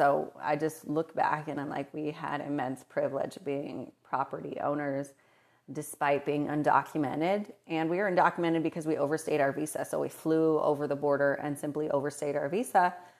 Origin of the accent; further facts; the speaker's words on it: Moses Lake, Washington, United States; also born or lived in Morelia, Mexico; So I was born in Morelia, Mexico, and I moved to rural Washington State at age 3. We moved to a tiny town called Moses Lake, Washington, in between Spokane and Seattle. There was hella white people, and I'm Latinx, but I'm also white.